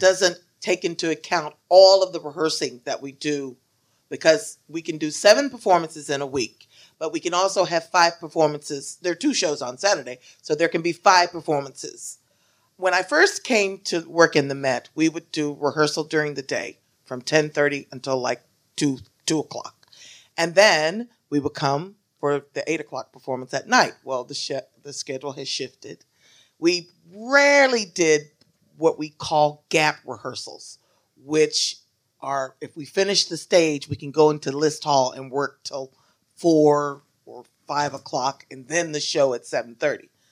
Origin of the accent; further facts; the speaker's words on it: Shreveport, Louisiana, United States; moved away as an adult; also born or lived in Indiana; now in New York, United States; I am from Louisiana, Shreveport, Louisiana.